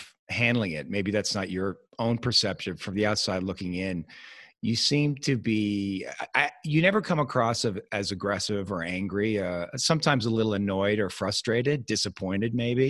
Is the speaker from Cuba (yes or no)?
no; Canada; moved away; also born or lived in Hollywood; I'm originally from Canada